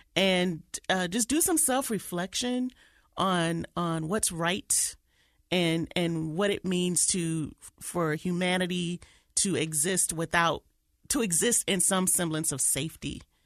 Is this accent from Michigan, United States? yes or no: yes; Detroit, Michigan, United States; moved away; my hometown of Detroit